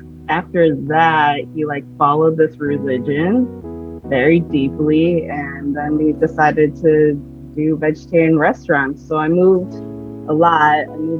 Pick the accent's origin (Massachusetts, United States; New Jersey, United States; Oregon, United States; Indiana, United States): Oregon, United States; Portland; also born or lived in California; So I say I'm from Portland because that's the most time that I've ever stayed at. But I was born in California.